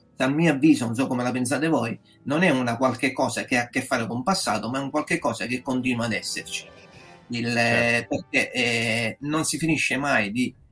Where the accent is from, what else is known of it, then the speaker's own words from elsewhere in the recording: Catania, Sicily, Italy; moved away as an adult; now in Parma, Italy; sono originario di Catania, però vivo dal 2020 eh, a Parma, eh, in Emilia Romagna